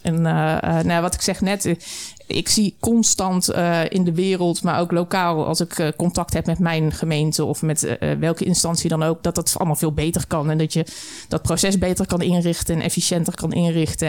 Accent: the Burgundian south, southern Netherlands, Netherlands; also born or lived in Flevoland; now in Almere, Netherlands; Ik kom uit het Bourgondische Zuiden, mijn man ook

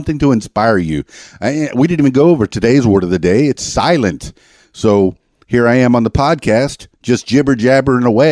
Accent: Florida Keys, United States; also born or lived in Miami; now in Arkansas, United States; I'm from the Florida Keys, and that moniker has followed me all the way to Arkansas, which is where I am now.

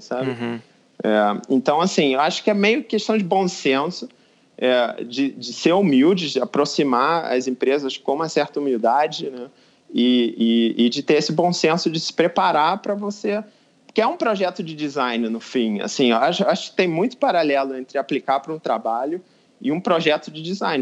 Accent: Brazil; moved away as an adult; also born or lived in Rio de Janeiro; now in Munich, Germany; eu sou brasileiro também

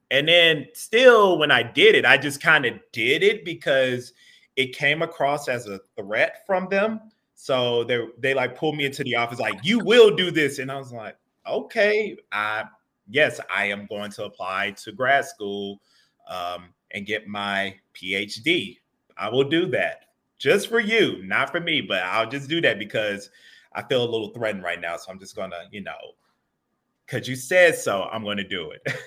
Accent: Atlanta, Georgia, United States; moved away as an adult; also born or lived in Hampton, Virginia / Boston, Massachusetts; now in Kent, United States; I grew up in Atlanta, Georgia

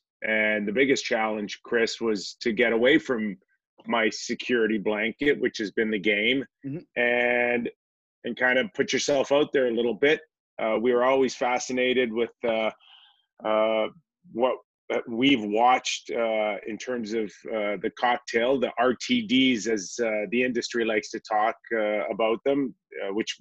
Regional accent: Toronto, Ontario, Canada; growing up in Toronto. My parents both immigrated from Greece

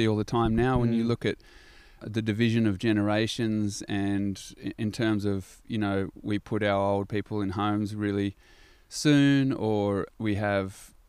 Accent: Gold Coast, Queensland, Australia; And so what you're talking about growing up on the Gold Coast in a different kind of culture, pretty straighty 180 sport athleticism culture, I just had a different little crew.

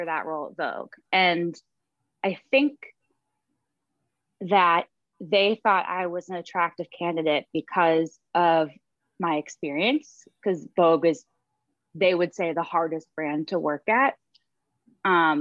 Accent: outside of Boston, Massachusetts, United States; also born or lived in Manhattan, New York; now in New York City, United States; I grew up outside of Boston

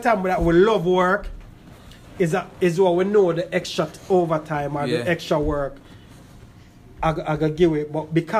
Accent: Jamaica; now in United States; because we come from Jamaica

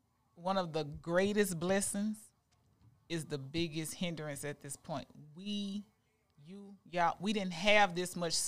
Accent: Monroe, Louisiana, United States; I'm from Monroe. My parents graduated from Grambling.

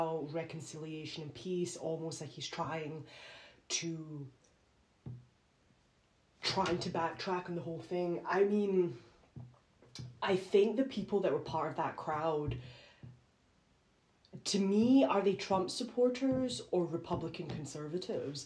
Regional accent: United Kingdom; I'm British

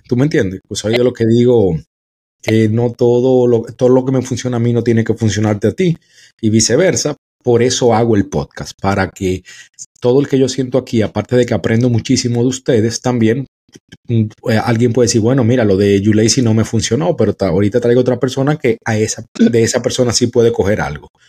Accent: Dominican Republic; now in United States; en mi país, República Dominicana

